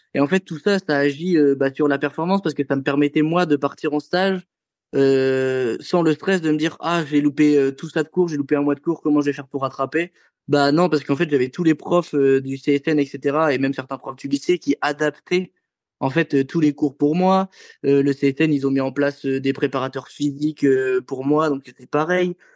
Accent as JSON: {"language": "French", "town": "Avranches", "region": "Normandy", "country": "France", "tie": "born or raised there", "also_born_or_lived": "Condé-sur-Vire / Caen", "said": "j'étais toujours au club d'Avranches"}